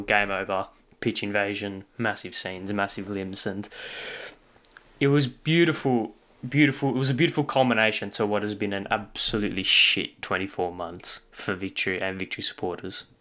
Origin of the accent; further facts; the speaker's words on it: Australia; as an Australian football fan